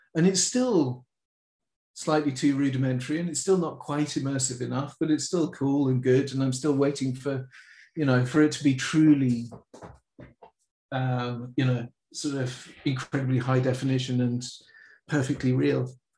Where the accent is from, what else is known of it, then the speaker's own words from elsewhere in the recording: London, United Kingdom; I grew up in the middle of London